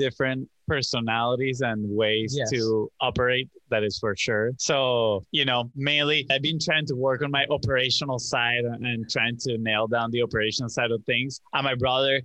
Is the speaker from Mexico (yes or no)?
no; Venezuela; now in United States; we grew up in Venezuela, and it wasn't the same as here in the U.S.